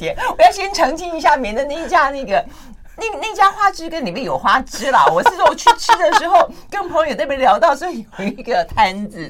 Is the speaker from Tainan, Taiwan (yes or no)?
yes; Tainan, Taiwan; 我在台南一直有一小时候，那哎那时候高中的时候，我们还去外面觅食